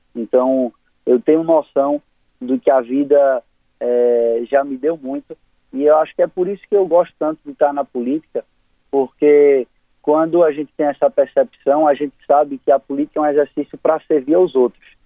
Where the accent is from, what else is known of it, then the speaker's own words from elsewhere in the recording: Northeast Region, Brazil; Como bom nordestino